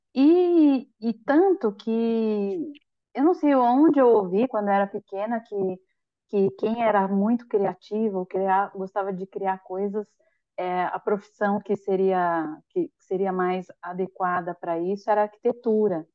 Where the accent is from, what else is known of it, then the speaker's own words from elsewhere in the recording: São Paulo, Brazil; moved away as an adult; now in Florianópolis, Brazil; eu nasci em São Paulo, capital